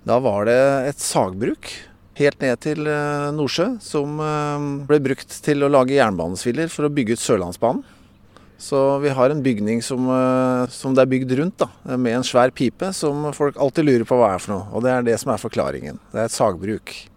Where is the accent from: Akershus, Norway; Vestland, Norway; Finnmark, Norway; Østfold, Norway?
Akershus, Norway; Bærum; moved away as an adult; now in Bø, Norway; født og oppvokst i Bærum